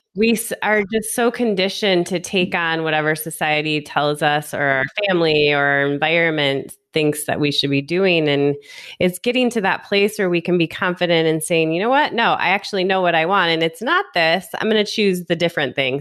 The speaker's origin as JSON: {"language": "English", "region": "Michigan", "country": "United States", "moved": "yes", "lives_now": "Las Vegas, United States", "said": "I'm from Michigan. I've lived in a handful of other places in the US, and I currently live in Las Vegas, Nevada"}